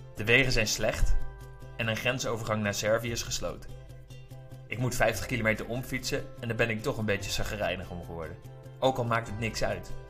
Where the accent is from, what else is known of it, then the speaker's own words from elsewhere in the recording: Netherlands; ik uit Nederland kom